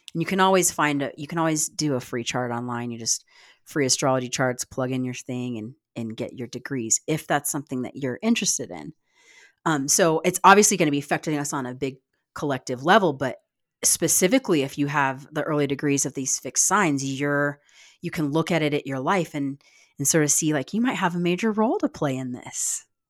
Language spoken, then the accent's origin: English; United States